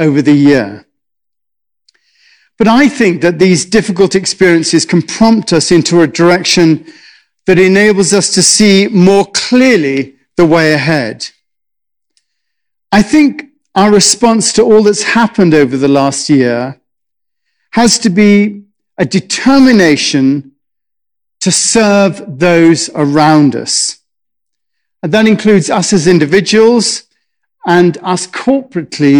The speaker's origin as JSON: {"language": "English", "region": "England", "country": "United Kingdom", "said": "I'm English"}